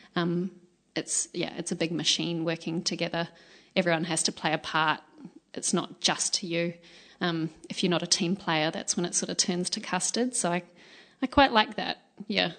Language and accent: English; Australia; moved away as an adult; now in New Zealand; My high school, um, I'm from Australia, and my high school was